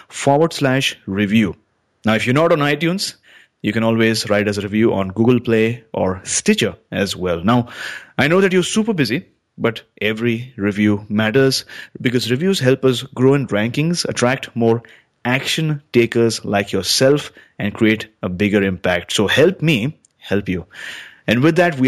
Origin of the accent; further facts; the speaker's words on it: British Columbia, Canada; that's where I'm from